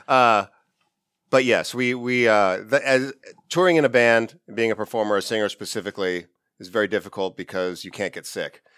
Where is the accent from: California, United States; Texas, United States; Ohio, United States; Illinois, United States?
California, United States; Ridgecrest; I grew up in a small town in the high desert of California called Ridgecrest